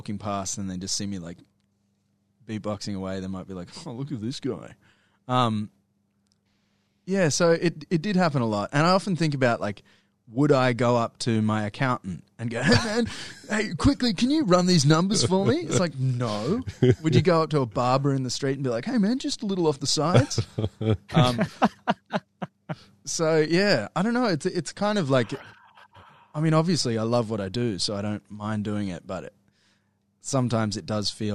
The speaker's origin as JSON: {"language": "English", "town": "Brisbane", "region": "Queensland", "country": "Australia", "also_born_or_lived": "Ipswich", "said": "I'm from Brisbane"}